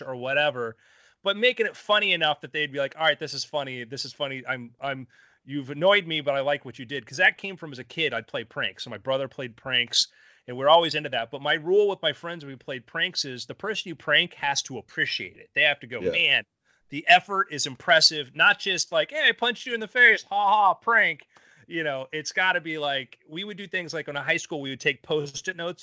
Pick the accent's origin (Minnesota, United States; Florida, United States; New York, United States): Florida, United States; South; I grew up in South Florida